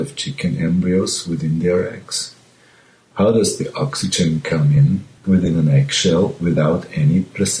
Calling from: Austria; I'm calling from Austria.

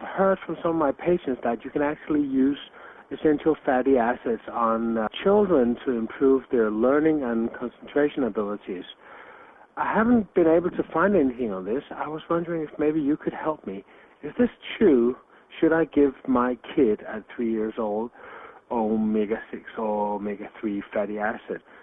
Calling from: Copenhagen, Capital Region of Denmark, Denmark; I'm calling from Copenhagen, Denmark. I have a physiotherapy clinic in Copenhagen

